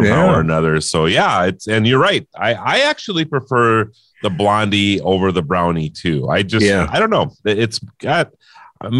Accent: Mandan, North Dakota, United States; my hometown of Mandan

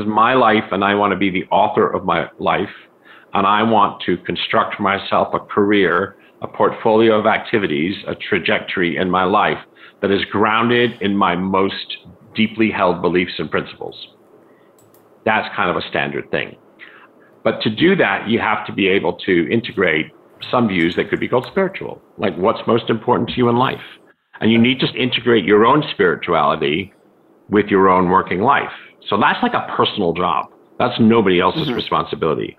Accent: United States; I was raised in the United States, primarily

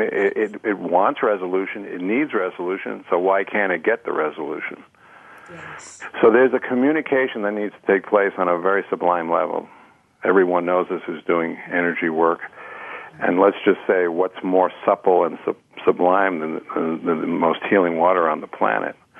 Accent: New York City, New York, United States; I was raised on New York City water back in the mm-hmm. 50s

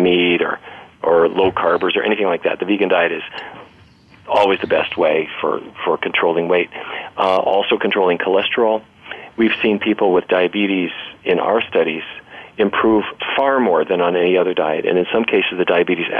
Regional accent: Fargo, North Dakota, United States; I grew up in Fargo, North Dakota.

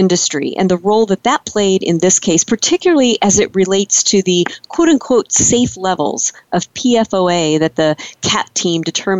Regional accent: Illinois, United States; now in California, United States; I'm originally from Illinois.

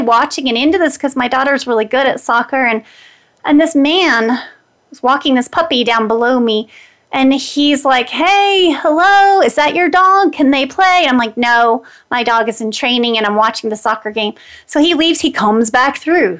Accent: Greenbrier County, West Virginia, United States; now in Denver, United States; that's my hometown. I live in Denver, Colorado now, but I grew up in Greenbrier County, West Virginia

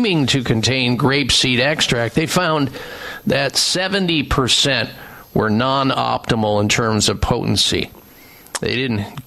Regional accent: Midwest, United States; I grew up in the Midwest

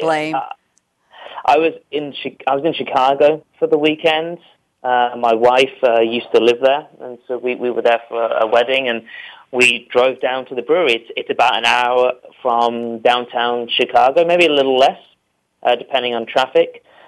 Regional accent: United Kingdom

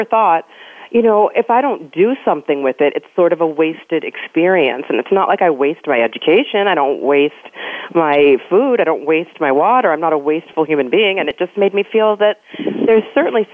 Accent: Pasadena, California, United States; I was born in Pasadena

